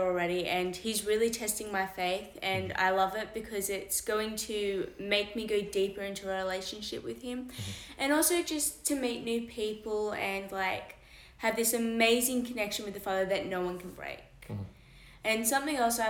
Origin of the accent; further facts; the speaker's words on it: Belmont, New South Wales, Australia; I'm from New South Wales near Belmont